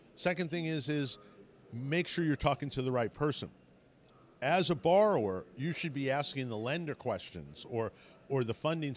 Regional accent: Colorado, United States; I'm from Colorado

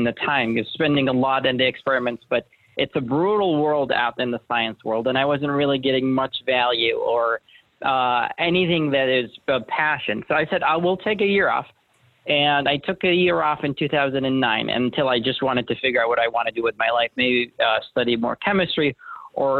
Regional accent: Jordan; moved away as an adult; also born or lived in Syracuse, New York; now in United States; I was born and raised in Jordan, a place that not a lot of people are familiar

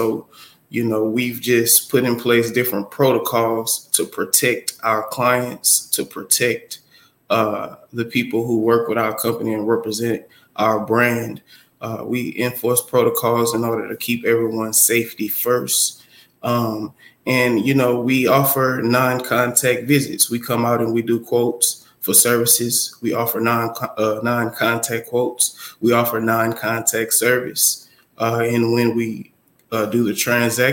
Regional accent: New Orleans, Louisiana, United States; now in Houston, United States; I grew up in New Orleans, Louisiana

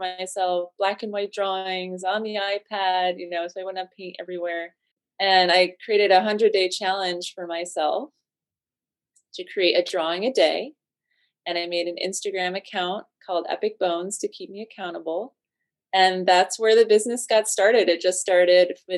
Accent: Connecticut, United States; I grew up in Connecticut

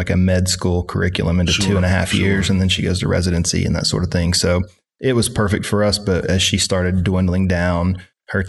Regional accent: Harrison, Arkansas, United States; I grew up a couple hours from here in Harrison, Arkansas.

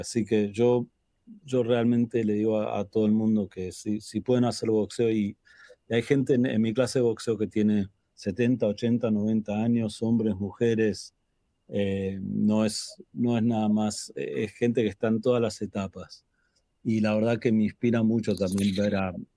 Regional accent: Buenos Aires, Argentina; now in Los Angeles, United States; nací en Buenos Aires, Argentina

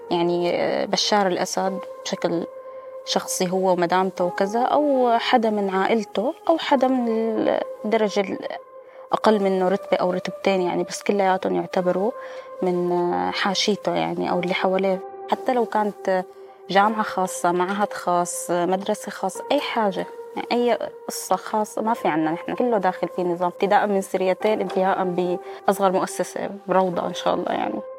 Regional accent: Syria; moved away; انا من بعد ما طلعت من سوريا بفتره بطلت كثير متابع القضية

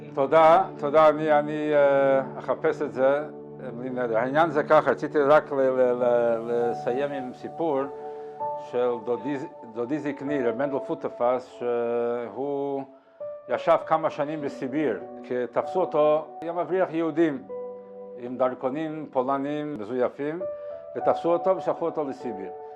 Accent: Montevideo, Uruguay; אני ממונטווידאו

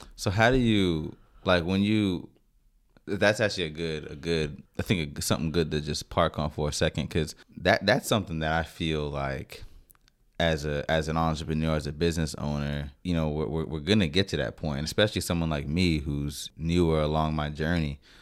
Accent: Northern Virginia, United States; I'm from Northern Virginia

